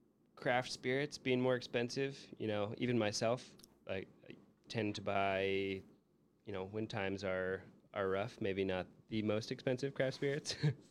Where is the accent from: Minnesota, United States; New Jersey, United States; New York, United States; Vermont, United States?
Minnesota, United States; born or raised there; now in Chicago, United States